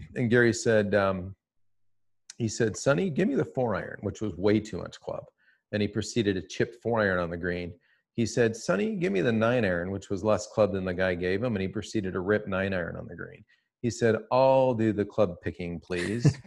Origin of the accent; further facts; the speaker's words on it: Toronto, Ontario, Canada; I'm from Toronto